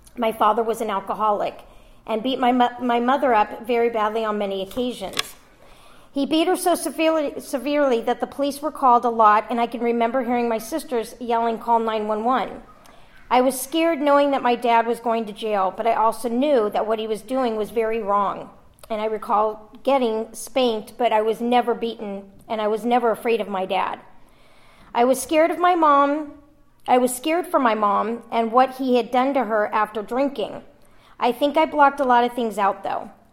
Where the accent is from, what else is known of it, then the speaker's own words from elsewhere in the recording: Los Angeles, California, United States; I was born in Encino, California in 1971.